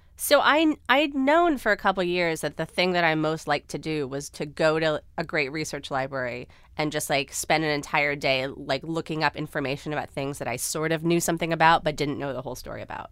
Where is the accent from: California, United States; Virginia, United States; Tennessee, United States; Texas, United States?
California, United States; Los Angeles; as a teenager growing up